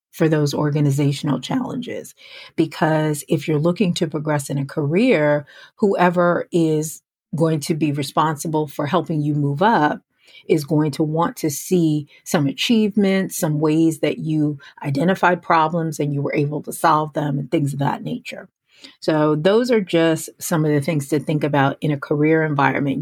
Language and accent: English; New York, United States; I grew up in New York, uh, right outside of New York City